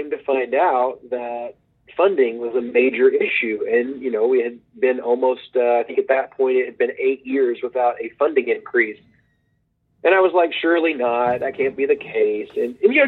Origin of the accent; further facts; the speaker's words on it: Oklahoma, United States; also born or lived in Texas; I grew up in Oklahoma. I grew up in the northeast part of Oklahoma in Green Country.